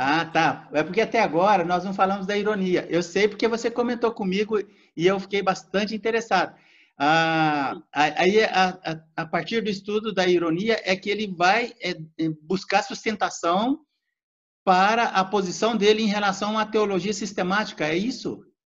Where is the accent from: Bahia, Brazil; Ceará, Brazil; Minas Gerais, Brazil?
Minas Gerais, Brazil; also born or lived in interior of São Paulo state; now in São Paulo state, Brazil; eu moro no interior do estado de São Paulo, mas eu sou mineiro, nasci nas barrancas do Rio São Francisco, numa colônia ah, de pescadores